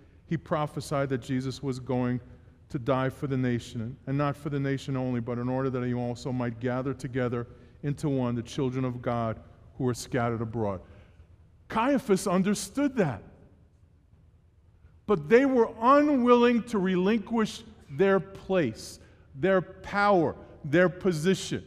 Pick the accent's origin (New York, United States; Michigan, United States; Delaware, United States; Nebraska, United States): New York, United States; New York City; born and raised in New York City